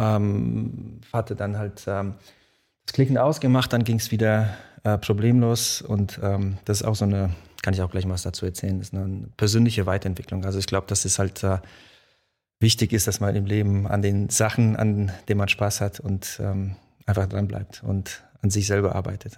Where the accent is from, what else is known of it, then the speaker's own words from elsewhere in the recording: Mainz, Rhineland-Palatinate, Germany; German is a second language; also born or lived in Poland; Ich bin nach Deutschland gekommen, äh, bin dann auch in Mainz aufgewachsen